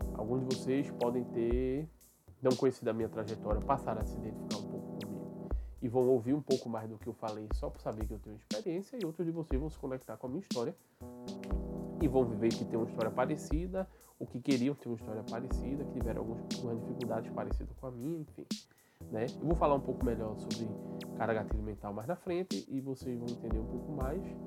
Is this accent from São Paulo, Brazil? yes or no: no; Recife, Pernambuco, Brazil; sou, sou daqui de Recife